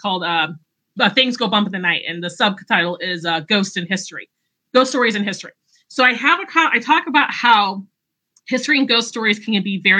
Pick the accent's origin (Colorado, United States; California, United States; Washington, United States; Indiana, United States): Indiana, United States; Northwest; I'm from Northwest Indiana.